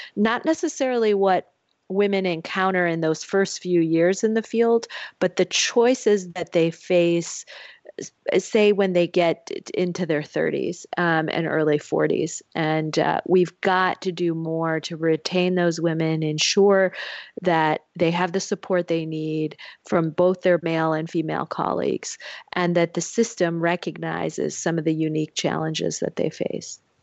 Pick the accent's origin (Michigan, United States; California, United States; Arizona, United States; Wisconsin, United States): Michigan, United States; moved away; my home state of Michigan